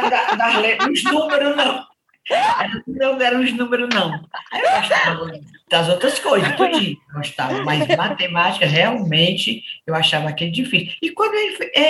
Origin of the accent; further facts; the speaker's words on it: Crato, Ceará, Brazil; born there; … de Crato, é, sou nasci no Crato.